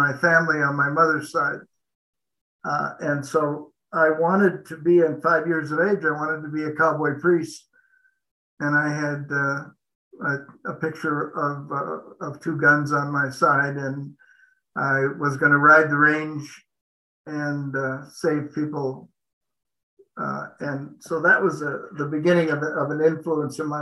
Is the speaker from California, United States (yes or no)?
no; Montana, United States; when I was 5 years old and I was growing up in Montana